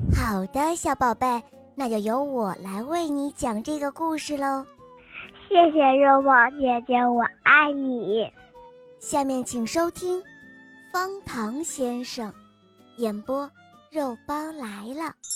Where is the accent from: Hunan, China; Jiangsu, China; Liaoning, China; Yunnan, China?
Liaoning, China; Shenyang; 我来自沈阳，我今年五岁了。